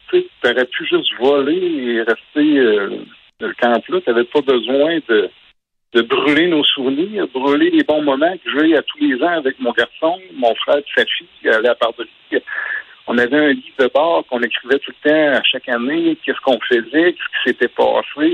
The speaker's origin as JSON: {"language": "French", "town": "Murdochville", "region": "Quebec", "country": "Canada", "tie": "born or raised there", "said": "Nous, on est natifs de Murdochville en Gaspésie"}